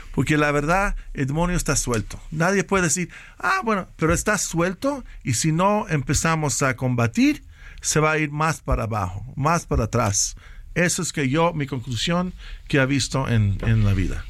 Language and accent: Spanish; Mexico; moved away as an adult; de estar aquí de mi casa de nuevo en México